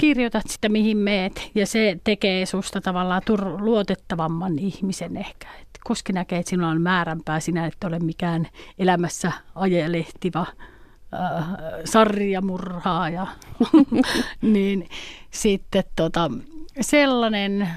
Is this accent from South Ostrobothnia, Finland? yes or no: no; Nakkila, Satakunta, Finland; also born or lived in Pori; Mä oon Nakkilasta kotoisin